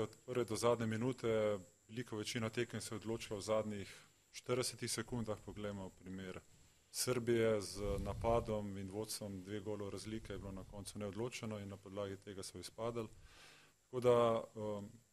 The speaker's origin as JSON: {"language": "Slovenian", "country": "Slovenia", "said": "Slovenci smo uh, zelo zahtevni"}